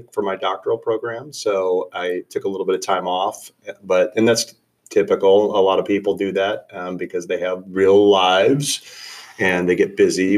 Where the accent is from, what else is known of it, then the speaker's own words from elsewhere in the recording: North Central Illinois, United States; I'm from North Central Illinois